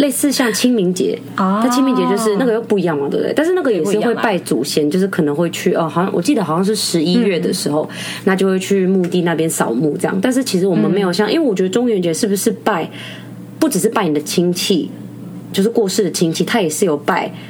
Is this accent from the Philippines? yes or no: yes; Philippines; 哎，我是菲律宾人，不要笑。